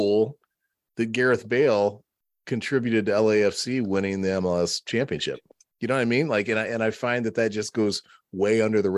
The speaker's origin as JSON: {"language": "English", "country": "United States"}